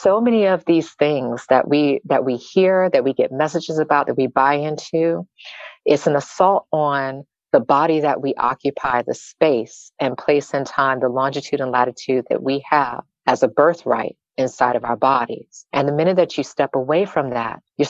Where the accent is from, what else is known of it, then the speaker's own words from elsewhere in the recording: the South, United States; I grew up in the South